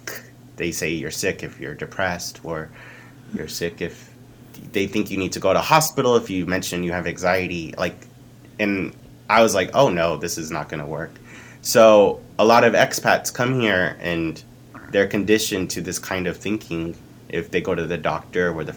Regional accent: Dallas, Texas, United States; moved away as an adult; now in South Korea; just a regular guy from Texas

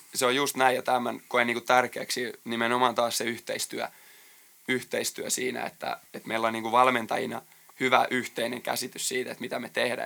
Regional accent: Jalasjärvi, South Ostrobothnia, Finland; moved away; mä oon Jalasjärveltä tosiaan kotosi

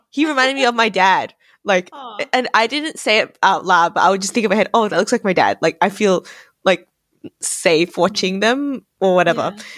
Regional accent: Australia; my identity as Asian Australian

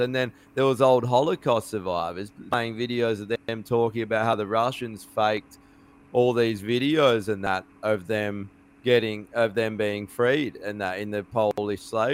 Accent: Australia; proud of being fucking Australian

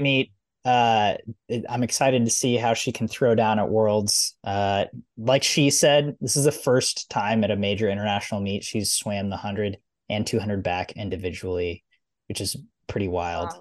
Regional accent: United States; I'm American.

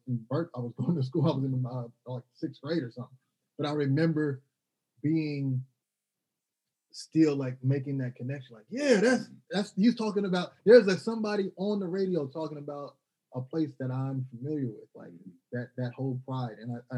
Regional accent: Waco, Texas, United States; also born or lived in Seattle / Berkeley / Houston / Oakland; I was born in Seattle, raised in Waco, Texas, grew up in Berkeley, and lived in Houston, North Oakland

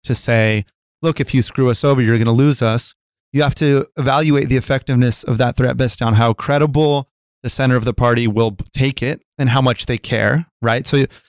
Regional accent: United States; also born or lived in California; Yeah, I'm American. I'm registered to vote in California.

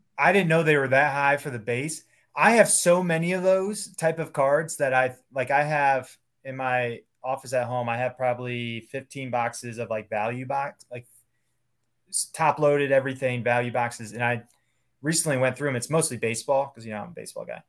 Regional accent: Ohio, United States; moved away; also born or lived in Cincinnati, Ohio; I grew up in Ohio, went to school at Cincinnati

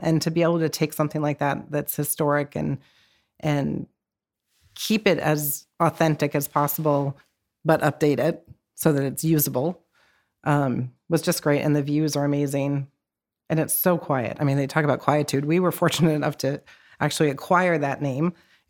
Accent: Hampton, New Hampshire, United States; I grew up in Hampton, went to high school there and everything else.

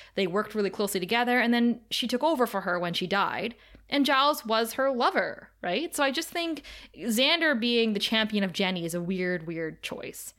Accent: Canada; we're Canadian

